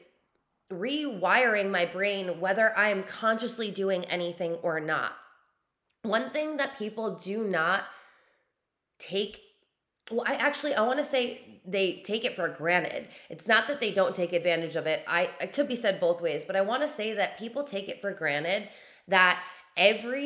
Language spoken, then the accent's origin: English; New York, United States; moved away; I'm a New Yorker born and raised. I don't live there right now, but born and raised New Yorker